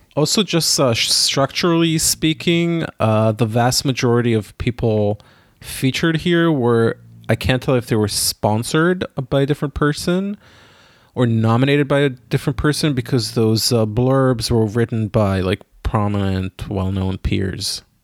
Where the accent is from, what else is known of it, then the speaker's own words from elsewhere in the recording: Israel; moved away; I grew up in Israel